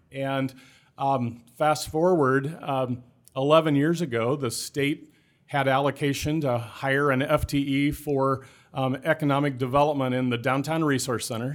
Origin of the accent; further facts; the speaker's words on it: Clarinda, Iowa, United States; also born or lived in Griswold, Iowa / Charles City, Iowa; I was born in Clarinda in Southwest Iowa. I graduated just, uh, high school just north of there in, in Griswold